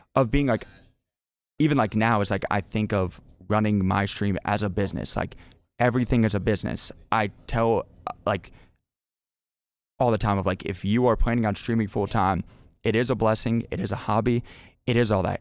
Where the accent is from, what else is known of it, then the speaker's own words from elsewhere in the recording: North Carolina, United States; also born or lived in Cleveland, Ohio; moved from Ohio in second grade to North Carolina, um, and then stayed there since then